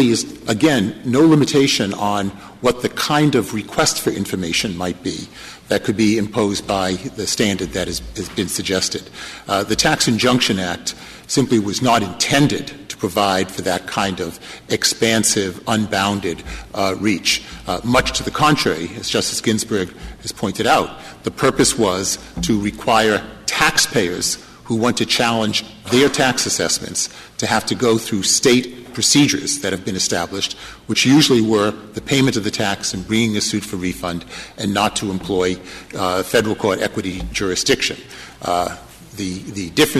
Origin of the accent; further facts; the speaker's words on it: Maine, United States; My home state of Maine